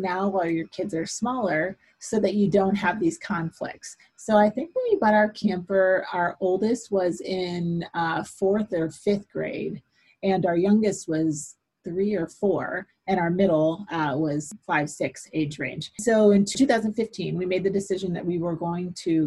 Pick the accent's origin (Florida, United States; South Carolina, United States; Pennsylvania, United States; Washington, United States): Florida, United States; St. Petersburg; now in Valrico, United States; I'm born and raised Floridian. I was born in St. Petersburg, Florida